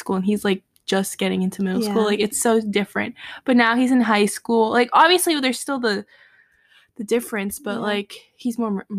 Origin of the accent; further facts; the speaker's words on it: Miami, Florida, United States; born there; My go-to used to be that I was born in Miami.